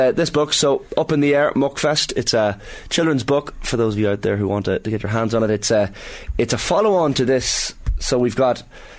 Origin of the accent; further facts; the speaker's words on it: Monaghan, Ulster, Ireland; I'm from Monaghan, so maybe I don't have the same right to...